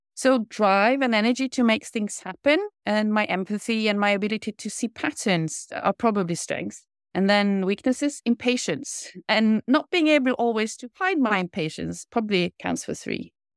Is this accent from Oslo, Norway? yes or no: no; Kristiansund, Møre og Romsdal, Norway; moved away; also born or lived in Italy; I grew up in Kristiansund, a small town situated on three islands out on the west coast.